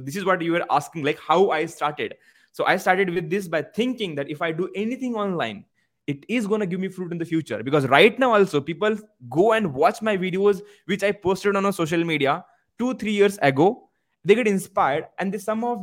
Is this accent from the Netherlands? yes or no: no; Maharashtra, India; first language Marathi; English is a second language; moved away as an adult; also born or lived in Mumbai; even my mother tongue Marathi, because of low sense of confidence, as I belong from small village